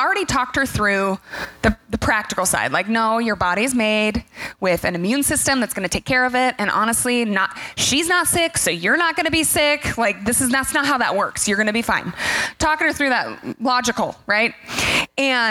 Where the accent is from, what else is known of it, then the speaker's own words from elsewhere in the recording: the Northwest, Pacific Northwest, United States; We're from the Northwest.